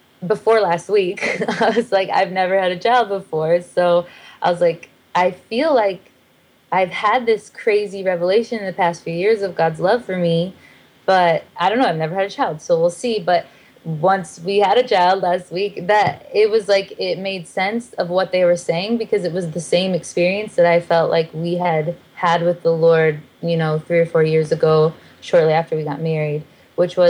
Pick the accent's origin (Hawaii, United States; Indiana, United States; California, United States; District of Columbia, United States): Indiana, United States; South Bend; moved away as an adult; also born or lived in Nashville, Tennessee; we're both from South Bend, Indiana, but I lived in Nashville